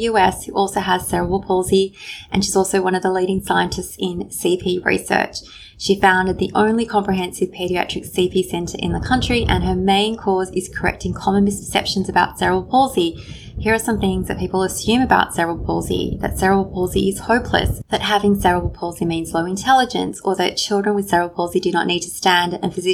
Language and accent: English; Sydney, New South Wales, Australia; in Sydney, my hometown